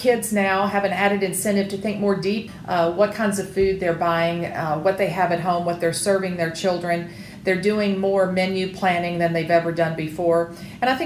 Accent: the South, United States; I am a Southerner

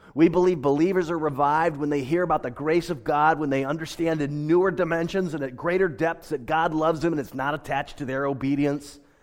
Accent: United States; now in Pasadena, United States; I am an American

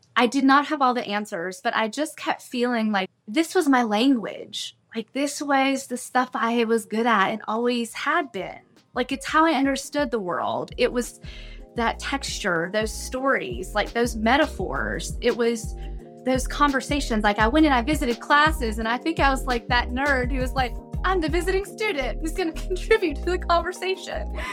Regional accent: Morganton, North Carolina, United States; moved away; also born or lived in Bethel, North Carolina; I grew up in Morganton in what we call the foothills of North Carolina

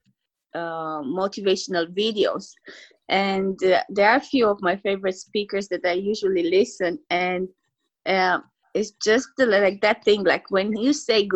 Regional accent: Romania; English is a second language; now in Ireland; me being from a different country, people will maybe like think about like my accent or the way I speak English

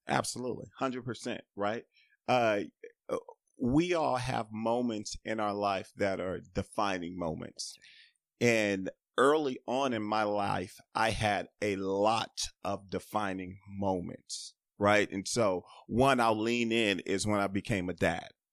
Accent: Los Angeles, California, United States; growing up in South Central in the eighties and in the nineties

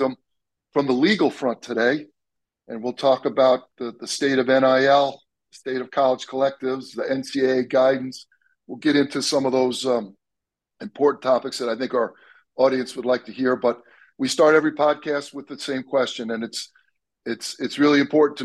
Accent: Long Island, New York, United States; moved away; I'm from Long Island originally

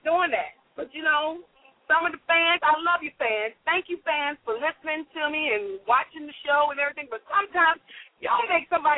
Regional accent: United States; I'm from the DMV area, the go-go

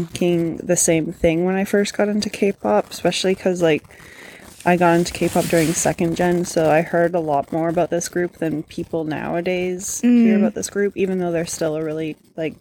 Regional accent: Canada; I am Canadian

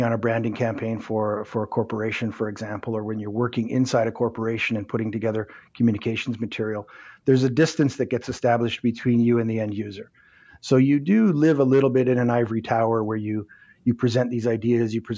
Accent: Winnipeg, Manitoba, Canada; moved away as an adult; now in Toronto, Canada; I grew up in Winnipeg, moved to Southern Ontario, to Toronto when, in the mid-90s

